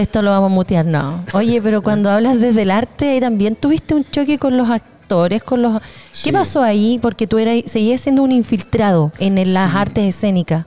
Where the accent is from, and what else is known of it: Concepción, Biobío, Chile